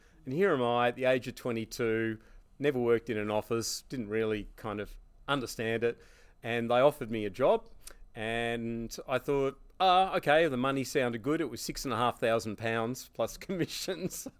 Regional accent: Hobart, Tasmania, Australia; moved away as an adult; also born or lived in London; Well, I'm originally from Hobart, and I went to university there

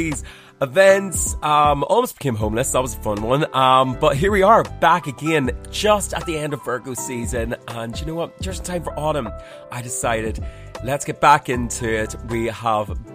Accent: County Armagh, Northern Ireland, United Kingdom; now in Dublin, Ireland; oh, Armagh

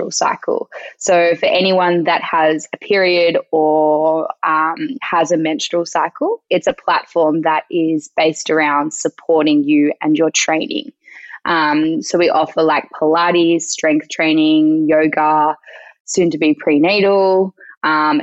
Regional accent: Melbourne, Victoria, Australia; moved away as an adult; now in Sydney, Australia; I grew up in Melbourne, down on the coast of the Mornington Peninsula, a very nice spot in Victoria.

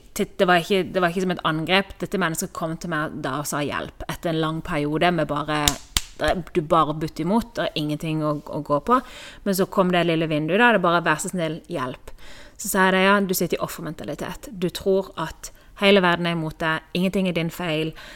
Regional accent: Norway; moved away as an adult; also born or lived in Kristiansand, Norway; now in Spain; jeg lå i senga hjemme i Norge i mange år siden jeg var liten

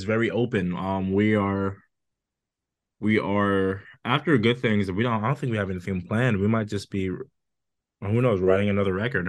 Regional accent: Scotland, United Kingdom; now in United States; No, even being a Scot, I'm like, man, do I have to go back to the US?

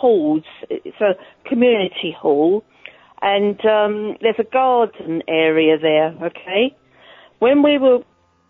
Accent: Holland-on-Sea, East of England, United Kingdom; I'm from Holland-on-Sea in Essex

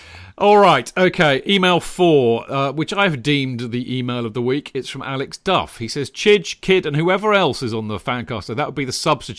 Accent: St. John's, Newfoundland and Labrador, Canada; I grew up in St. John's, Newfoundland, which is the island directly across the Atlantic Ocean from the UK, but with much, much worse weather.

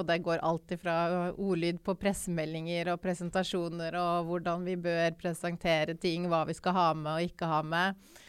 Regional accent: Oslo, Norway; also born or lived in Tromsø; Jeg er født og oppvokst i Oslo.

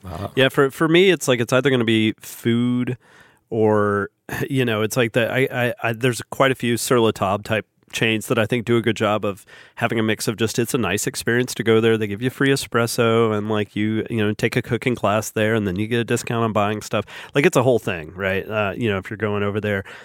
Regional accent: Huntsville, Alabama, United States; someone from Huntsville

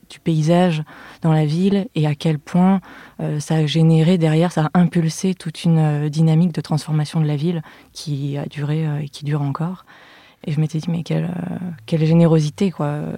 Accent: Lyon, Auvergne-Rhône-Alpes, France; je suis née et j'ai grandi à Lyon.

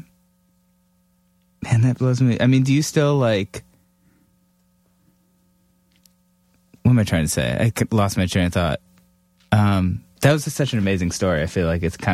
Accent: Cleveland, Ohio, United States; I grew up in Cleveland

